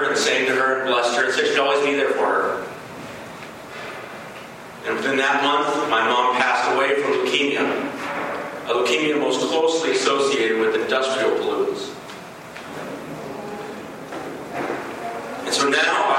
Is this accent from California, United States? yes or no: yes; Los Angeles, California, United States; I grew up in Los Angeles in the 70s and the 80s